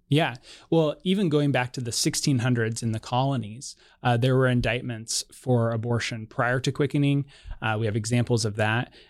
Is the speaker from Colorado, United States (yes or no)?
yes; Colorado, United States; my home state of Colorado